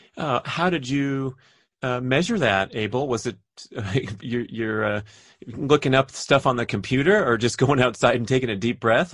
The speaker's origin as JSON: {"language": "English", "town": "Los Angeles", "region": "California", "country": "United States", "tie": "born or raised there", "said": "I grew up in the San Fernando Valley of Los Angeles"}